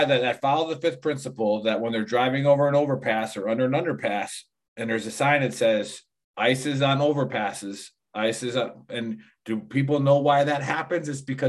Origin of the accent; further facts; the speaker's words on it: Wisconsin, United States; So growing up in Wisconsin before analog brakes